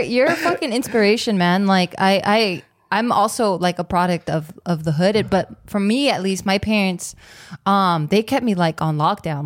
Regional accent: Monterey Park, California, United States; also born or lived in East Los Angeles; I grew up in Monterey Park, even though I lived in East L A.

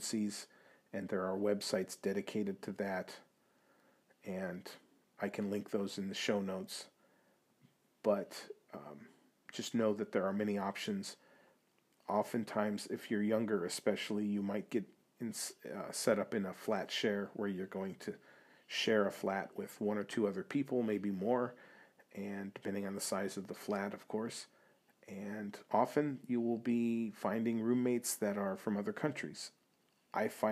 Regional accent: United States; moved away as an adult; now in Prague, Czech Republic; being an American coming to Europe

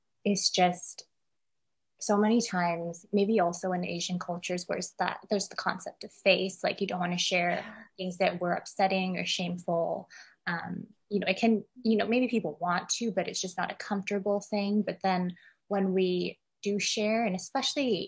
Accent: Canada; now in Hong Kong; we're both Canadian, but we're both in Hong Kong at this moment

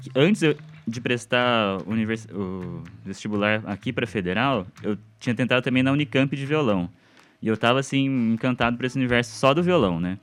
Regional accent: Bauru, São Paulo, Brazil; moved away as an adult; now in Curitiba, Brazil; Bauru, que é minha cidade natal, né? Bauru, interior de São uhum. Paulo

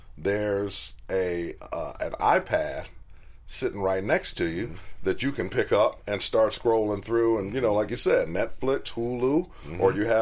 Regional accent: Chicago, Illinois, United States; I come from Chicago

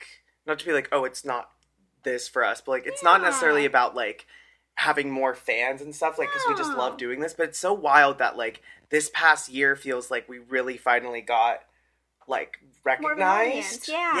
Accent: Pennsylvania, United States

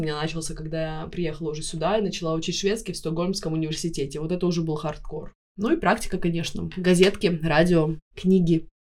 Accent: Tartu, Tartu County, Estonia; accent: Baltic; moved away as an adult; now in Stockholm, Sweden; в Тарту, в моем родном городе

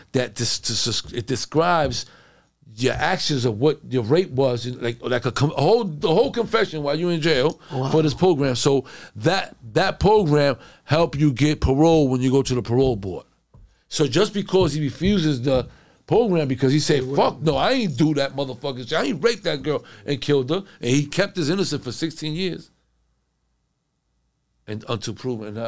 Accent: Connecticut, United States; I'm from Connecticut.

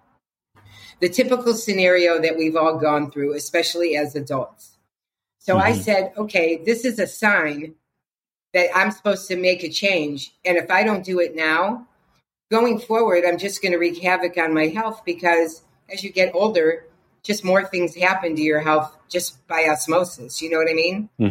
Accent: Cleveland, Ohio, United States; I was raised in Cleveland, Ohio, in a very working class, hardworking Jewish family.

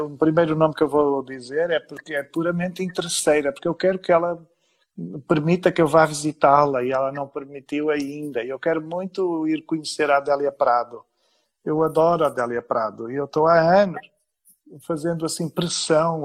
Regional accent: Vila do Conde, Norte, Portugal; na pequena cidade onde cresci desde os 10 anos

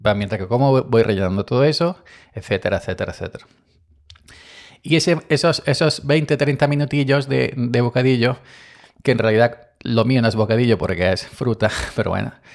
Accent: Andalusia, Spain; somos andaluces

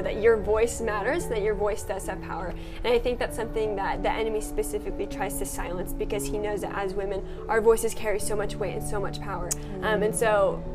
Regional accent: United States; I'm 19 years old. I'm from America.

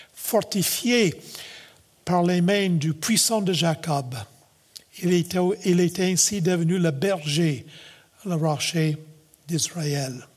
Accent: Nova Scotia, Canada; born or raised there; moved away as an adult; now in Quebec, Canada

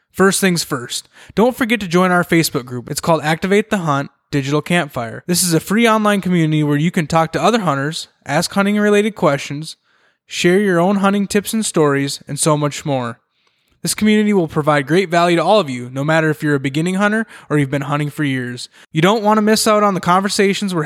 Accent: central Minnesota, United States; also born or lived in Twin Cities, Minnesota; I grew up in central Minnesota

